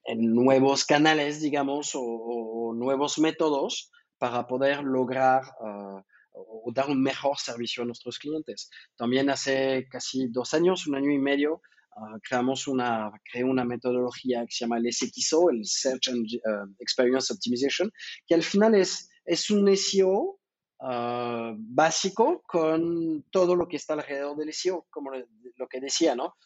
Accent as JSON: {"language": "Spanish", "country": "France", "accent": "French", "second_language": "Spanish", "moved": "yes", "lives_now": "Mexico", "said": "yo soy francés, creo que se nota por mi accentito, que casi no se nota."}